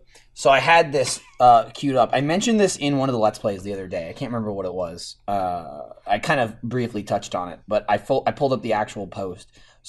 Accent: New Jersey, United States; I grew up in New Jersey. There's woods everywhere.

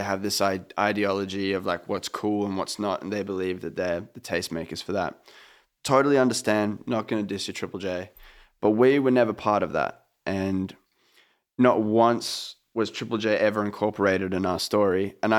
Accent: Sydney, New South Wales, Australia; I'm from Sydney. I've seen bands play, you know, the Horden.

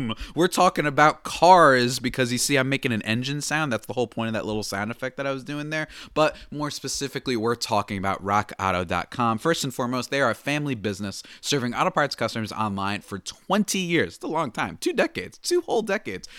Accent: New Jersey, United States; moved away; I'm from New Jersey

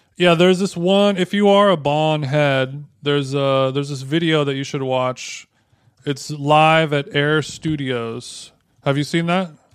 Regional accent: Huntington Beach, California, United States; my hometown of Huntington Beach, California.

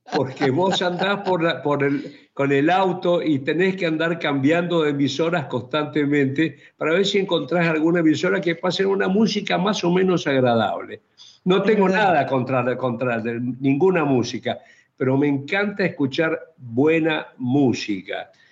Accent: Chaco, Argentina; yo soy chaqueño

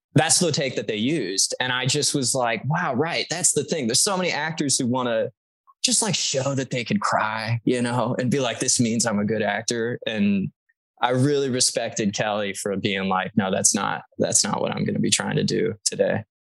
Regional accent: Texas, United States; I'm from Texas

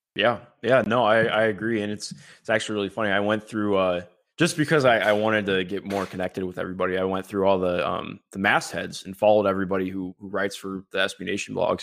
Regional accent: Cleveland, Ohio, United States; I grew up in Cleveland, Ohio

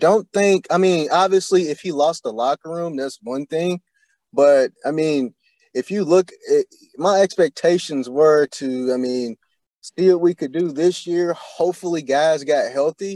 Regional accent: Louisville, Kentucky, United States; moved away as an adult; now in Indianapolis, United States; I'm originally from Louisville, Kentucky. We don't have a pro team there. I moved to Indy in 2018

